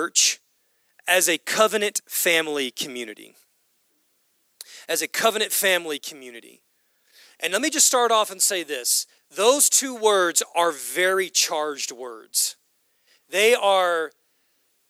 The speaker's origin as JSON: {"language": "English", "country": "United States", "said": "we as Western Americans, we as American Christians"}